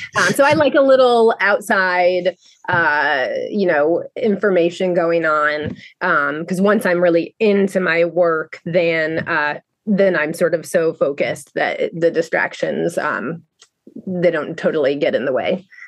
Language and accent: English; Rhode Island, United States; moved away as an adult; now in Baltimore, United States; I am originally from Rhode Island, and I came to Baltimore um, to go to the Maryland Institute College of Art